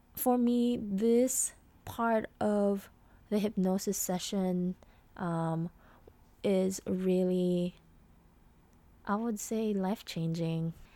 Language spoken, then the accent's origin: English; Philippines; I'm a Filipina